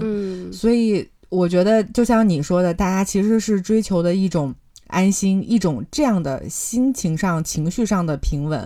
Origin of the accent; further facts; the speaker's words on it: China; 我觉得我们中国人是不怕吃苦的